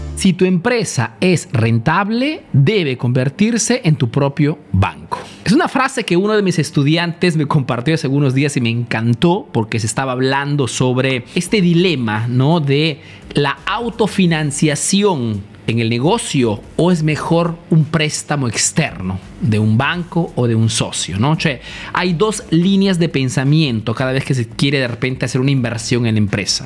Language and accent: Spanish; Peru; moved away as an adult; now in Italy; soy un emprendedor peruano que vive, hace negocio en Italia de hace más de 25 años